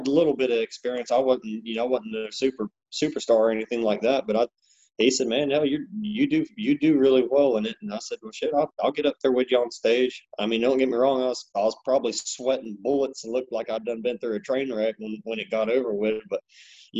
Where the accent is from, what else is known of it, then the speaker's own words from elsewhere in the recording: Panama City, Florida, United States; I grew up back in Panama City, Florida